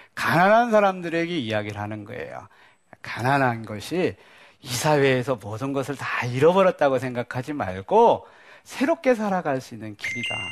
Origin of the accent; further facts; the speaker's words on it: Daejeon, South Korea; 저 대전 촌놈이거든요.